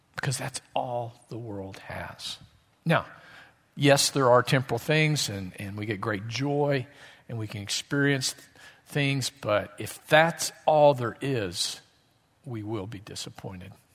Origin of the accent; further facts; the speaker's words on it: Southwest Missouri, United States; I grew up in Southwest Missouri, as we call it, Missouri